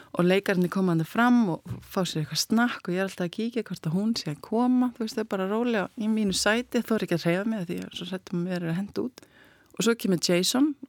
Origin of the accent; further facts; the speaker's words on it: Iceland; ég er frá Íslandi